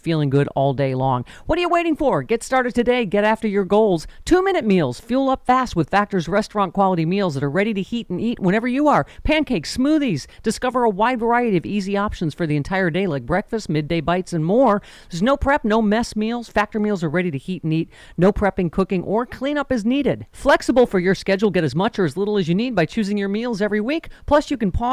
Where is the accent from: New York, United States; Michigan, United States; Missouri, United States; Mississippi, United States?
New York, United States; Buffalo; the Buffalo Massacre, you know, my hometown